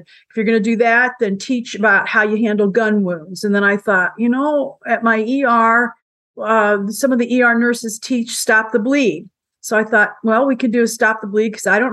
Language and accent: English; Indiana, United States; I'm from Indiana.